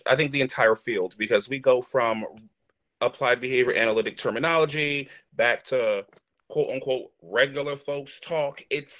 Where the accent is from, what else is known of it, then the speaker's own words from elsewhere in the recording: North Carolina, United States; accent: Southern; growing up in North Carolina with a very thick Southern accent, and then coming to Jersey and having to lose that accent very quickly